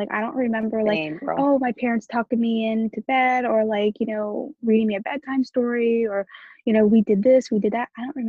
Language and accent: English; Romania; born there; So I was born in Romania in 1988.